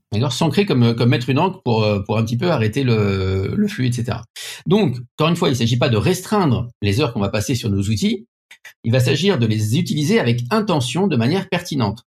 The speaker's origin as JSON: {"language": "French", "country": "France", "accent": "French", "said": "mon accent français"}